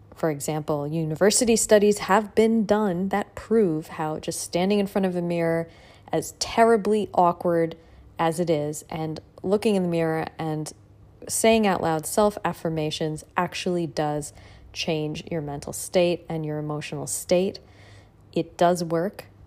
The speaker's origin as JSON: {"language": "English", "country": "United States", "moved": "yes", "lives_now": "Australia", "said": "I'm an American"}